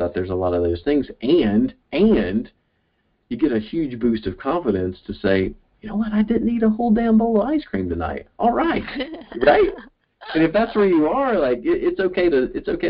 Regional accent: the South, United States; I'm from the South, and we speak in riddles and euphemisms and metaphors and stories

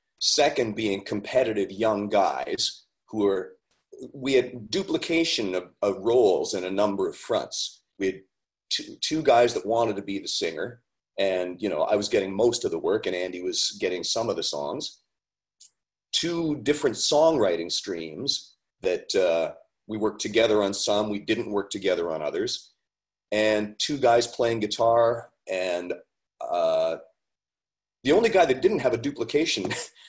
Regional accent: Ontario, Canada; also born or lived in Haliburton / Collingwood / Barrie; I'm from Northern Ontario originally, and I worked my way south one town at a time.

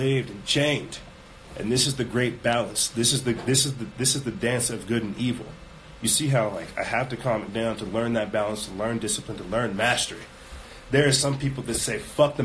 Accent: South Carolina, United States; we come from South Carolina. I couldn't show you guys, like, the swamps we came from, but, man, we come from the swamp.

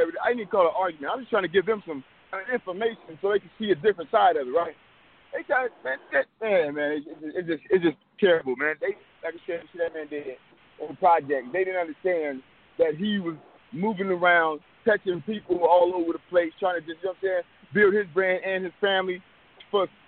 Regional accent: Richmond, California, United States; I'm really from Richmond

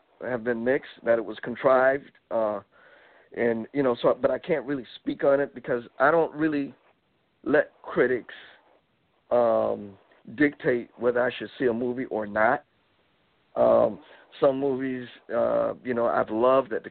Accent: the South, United States; I'm from the South

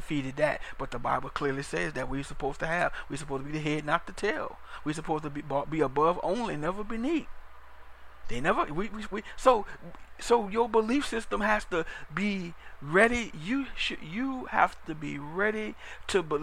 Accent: New Orleans, Louisiana, United States; I'm from Louisiana, so I'm from New Orleans

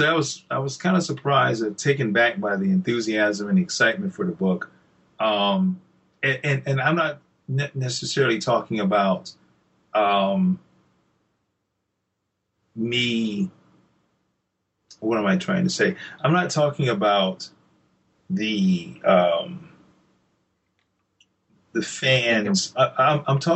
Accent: Columbia, South Carolina, United States; Columbia, which is my hometown here in South Carolina

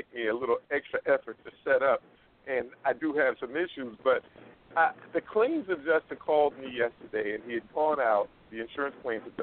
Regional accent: East Coast, United States; now in Las Vegas, United States; I'm originally from the East Coast, but now I am out West, and I call it home

